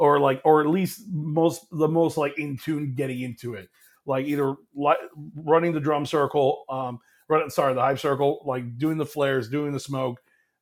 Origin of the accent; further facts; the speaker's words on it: Atlanta, Georgia, United States; really loving the fact that we're from Atlanta, live in Atlanta, from Georgia.